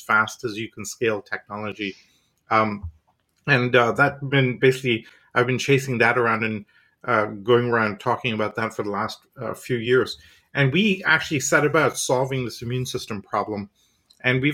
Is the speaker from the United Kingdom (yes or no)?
no; India; also born or lived in Canada / Europe; now in United States; I'm from India originally, schooling university in Canada, 10 years in Europe